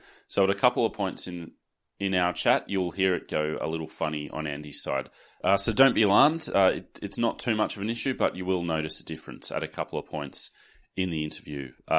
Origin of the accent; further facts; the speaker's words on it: Sydney, New South Wales, Australia; I was growing up in Sydney. I don't think I'd ever been to Newcastle at that point